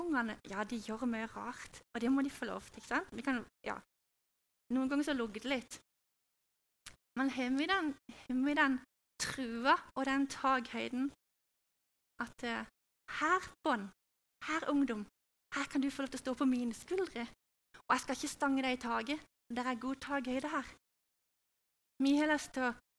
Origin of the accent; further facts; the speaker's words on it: Norway; also born or lived in Hawaii; jeg er jo norsk i kultur og i tankegang